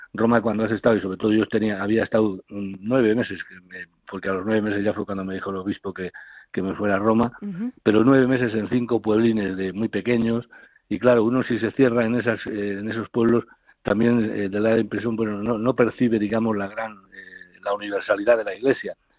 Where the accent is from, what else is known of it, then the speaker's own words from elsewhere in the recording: Castile and León, Spain; also born or lived in Carrión de los Condes; now in Ciudad Real, Spain; mi pueblo, porque era 15 kilómetros, estaba en, Carrión, en Carrión de los Condes, y mi pueblo estaba a 15 kilómetros